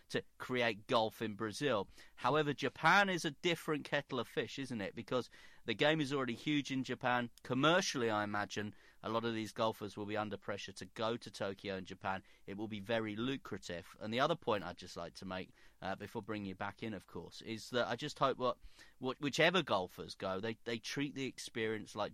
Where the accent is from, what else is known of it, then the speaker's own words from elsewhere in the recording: Belfast, Northern Ireland, United Kingdom; as a Catholic growing up in Belfast and having to make that decision between Great Britain and Ireland.